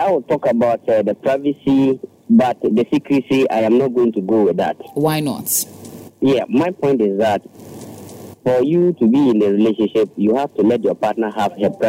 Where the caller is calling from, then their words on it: Adenta, Greater Accra, Ghana; Yeah, good evening. This is … calling from Adenta.